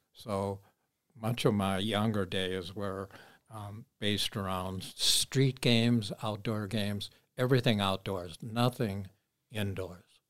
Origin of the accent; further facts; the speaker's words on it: Minneapolis, Minnesota, United States; Bryan Square, which was a little park on thirty-first and Bryant, where I spent a good share of my growing up days